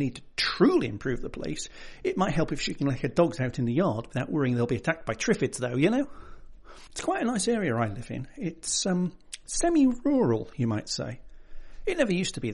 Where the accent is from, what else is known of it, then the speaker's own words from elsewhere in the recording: United Kingdom; I'm British